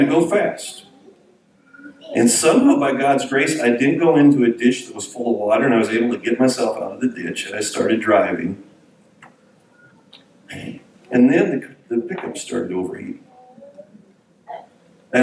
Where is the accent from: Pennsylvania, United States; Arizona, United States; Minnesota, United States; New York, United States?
Minnesota, United States; I grew up in Minnesota